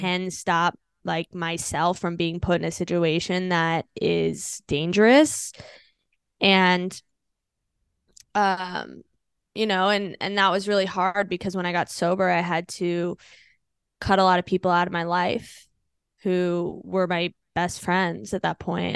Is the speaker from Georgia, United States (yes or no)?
no; Virginia, United States; moved away as an adult; also born or lived in Los Angeles, California / Washington, D.C.; now in New York, United States; I'm originally from D C, like, well, Virginia, I guess